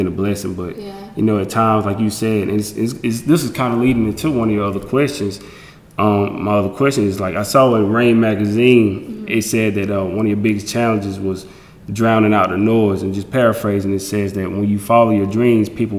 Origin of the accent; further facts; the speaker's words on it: South Carolina, United States; moved away; I'm from the South, and it's very like very traditional, the Bible Belt down in South Carolina